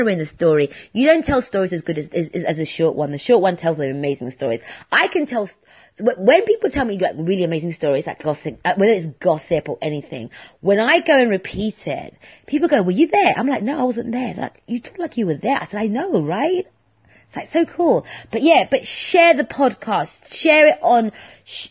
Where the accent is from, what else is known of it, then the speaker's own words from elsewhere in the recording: London, United Kingdom; also born or lived in Hertfordshire; I'm a Londoner in St. Albans